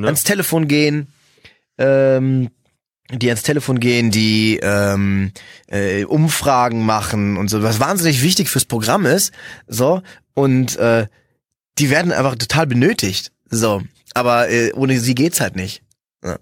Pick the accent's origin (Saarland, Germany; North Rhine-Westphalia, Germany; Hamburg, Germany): North Rhine-Westphalia, Germany; Cologne; ich bin ja Kölner